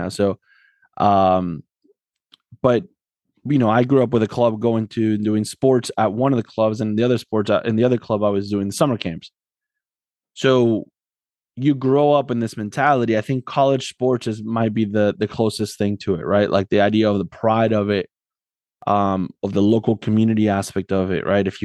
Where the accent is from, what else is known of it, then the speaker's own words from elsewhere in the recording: Argentina; me growing up in Argentina